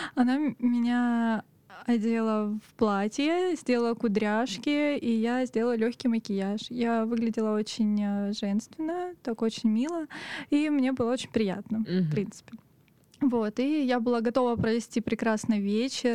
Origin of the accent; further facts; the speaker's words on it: Otradnaya, Krasnodar Krai, Russia; now in Krasnodar, Russia; Я выросла в станице под названием Отрадная.